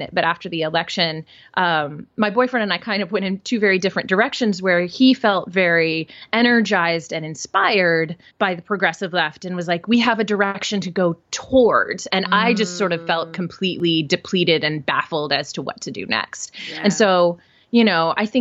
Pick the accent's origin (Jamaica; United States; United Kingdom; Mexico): United States; Midwest; now in New York City, United States; I am originally from the Midwest. I'm a good Midwestern girl. But I live in New York City